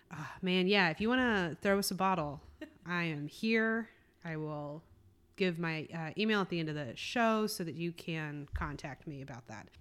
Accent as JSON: {"language": "English", "region": "South Carolina", "country": "United States", "tie": "born or raised there", "moved": "as an adult", "said": "I grew up in South Carolina"}